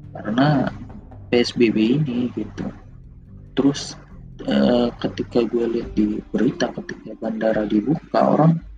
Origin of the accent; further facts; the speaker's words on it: Jakarta, Indonesia; gua yang sebagai warga Jakarta, sebagai warga Indonesia